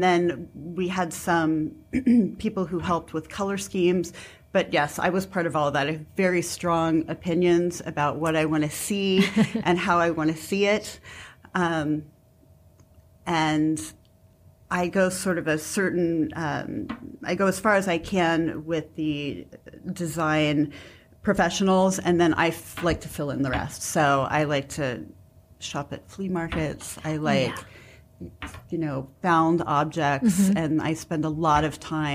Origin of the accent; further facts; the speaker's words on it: Columbus, Ohio, United States; I am from Columbus, yes. I come from a long line of entrepreneurs, and we've been in Columbus as far back as my great-great-grandparents